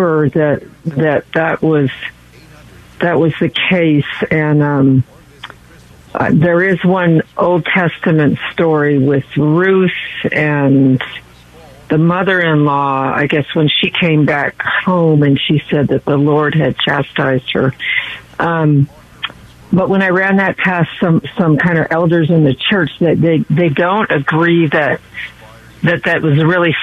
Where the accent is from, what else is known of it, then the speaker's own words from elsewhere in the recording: Oakland, California, United States; now in Marin County, United States; I'm originally from the Oakland Hills, and I moved over to Marin at the end of 79, so I've been over here quite a while.